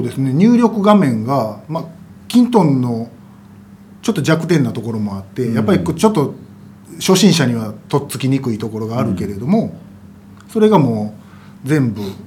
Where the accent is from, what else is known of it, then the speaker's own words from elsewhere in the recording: Kansai, Japan; 私関西人ですけど